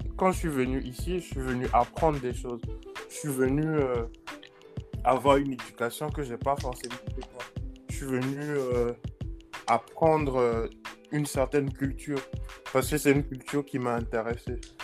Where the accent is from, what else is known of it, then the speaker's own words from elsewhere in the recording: Togo; moved away as an adult; j'ai fait juste de la maternelle jusqu'en terminale au Togo.